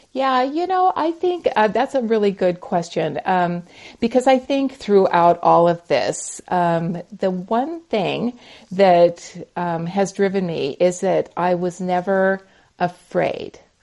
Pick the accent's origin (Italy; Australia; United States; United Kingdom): United States; Montana; now in North Carolina, United States; So I am a Montana girl. So I grew up in the Ooh. mountains of Montana.